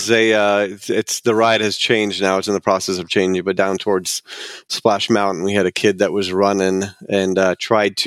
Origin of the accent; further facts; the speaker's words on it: West Covina, California, United States; I grew up in Southern California